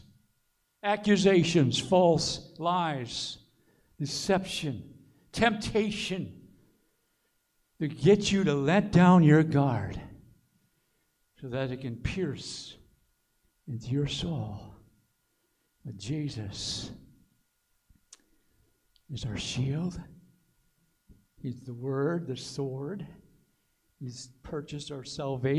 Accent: Aiken, South Carolina, United States; moved away; our church, my hometown Aiken.

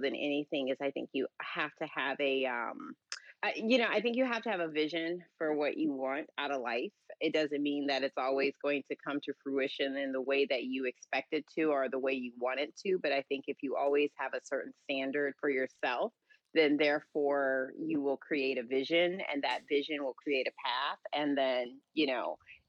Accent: St. Louis, Missouri, United States; moved away; being born and raised in St. Louis

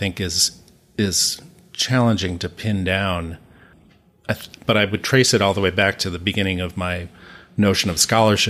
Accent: St. Paul, Minnesota, United States; It's like, no, I'm from St. Paul.

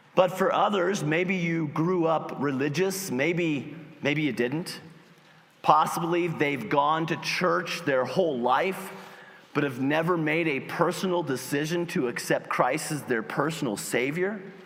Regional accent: United States; As Americans

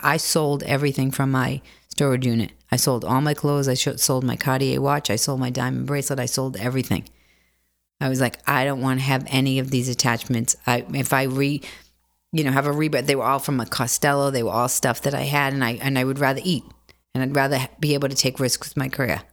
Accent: Boston, Massachusetts, United States; moved away as an adult; also born or lived in Bronx, New York / Los Angeles; now in New York, United States; I grew up in Dorchester.

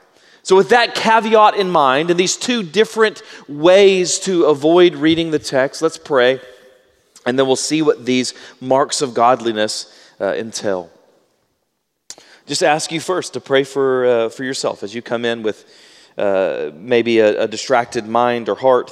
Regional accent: Baytown, Texas, United States; I'm from Baytown, and so if I mispronounce it, I know the correct pronunciation. I'm just from Southeast Texas, and so I pronounce words incorrectly.

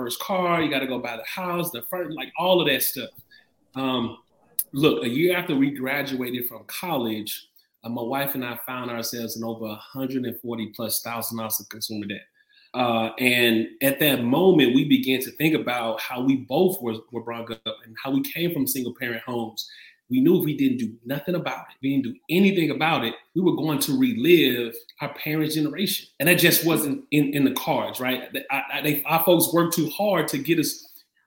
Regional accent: St. Louis, Missouri, United States; I'm originally from St. Louis, born and raised

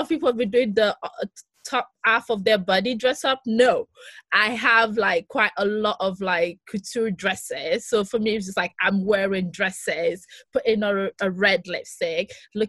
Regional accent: northern Greece, Greece; moved away; also born or lived in London / Birmingham / Lagos; I'm Greek Nigerian, so I grew up in Greece

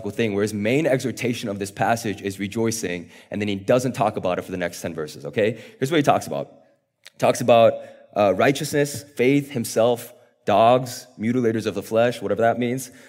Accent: South Korea; born there; I was born in South Korea, and a few years ago, we got the opportunity to travel back to South Korea

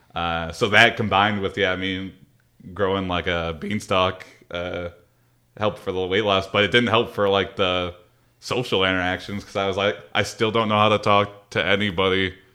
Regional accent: Madison Heights, Michigan, United States; also born or lived in Cincinnati / Mount Pleasant; I was born and raised in Madison Heights

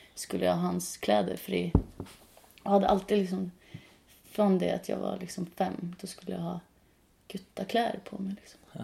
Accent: Norway; Swedish is a second language; now in Sweden; Jag är norsk

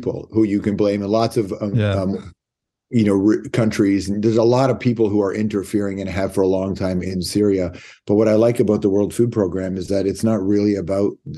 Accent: Toronto, Ontario, Canada; Toronto. Yeah, I grew up in Toronto

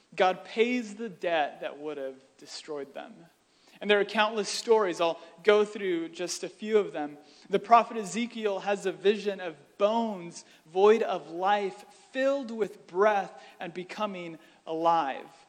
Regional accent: United States; as American Christians

